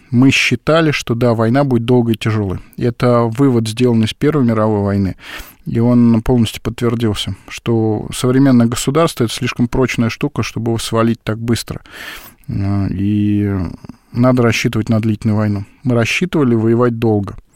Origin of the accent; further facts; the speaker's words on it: Tashkent, Uzbekistan; Вот, например, в моем родном городе Ташкенте как появился 84-й авиационный завод?